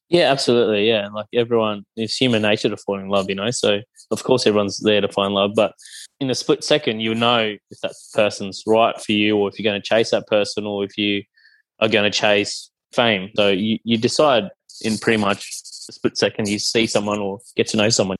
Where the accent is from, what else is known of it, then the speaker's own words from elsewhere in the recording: Cairns, Queensland, Australia; also born or lived in Brisbane; I grew up in Cairns, so there wasn't many Sri Lankan families up there